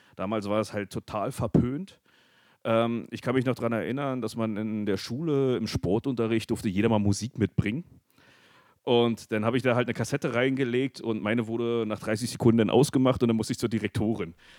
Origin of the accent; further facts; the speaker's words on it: hometown 10 km from Friesack, Brandenburg, Germany; wir sind dann halt von meinem Heimatort äh, nach Friesack gelaufen, die 10 Kilometer